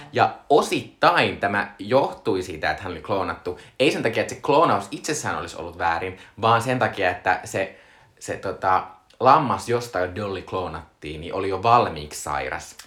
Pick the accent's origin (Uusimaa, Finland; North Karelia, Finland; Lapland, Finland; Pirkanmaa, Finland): North Karelia, Finland; Joensuu; olen Joensuusta kotoisin